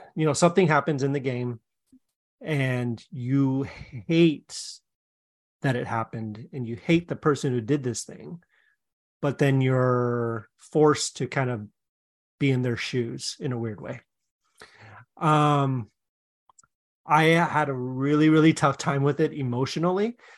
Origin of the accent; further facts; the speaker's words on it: Seattle, Washington, United States; moved away; I'm from Seattle